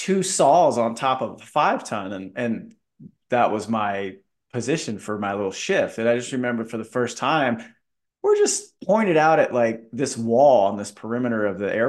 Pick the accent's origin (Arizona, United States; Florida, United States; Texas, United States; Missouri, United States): Florida, United States; I'm from Florida. Like, I've seen palm trees my whole life